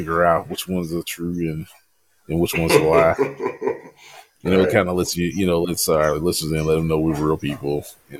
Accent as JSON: {"language": "English", "town": "Louisville", "region": "Kentucky", "country": "United States", "said": "I'm originally from Louisville, Kentucky."}